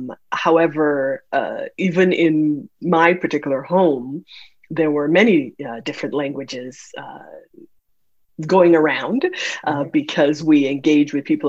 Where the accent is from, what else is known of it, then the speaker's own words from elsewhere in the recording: Nigeria; born there; So I was born in Nigeria. My father was Nigerian, and my mother from Trinidad and Tobago.